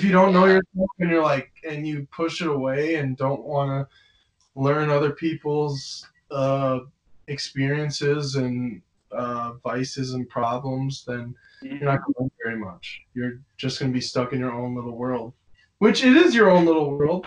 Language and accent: English; Tinley Park, Illinois, United States; I do have a lot of pride from where I'm from, and especially where I went to school, which is Tinley Park High School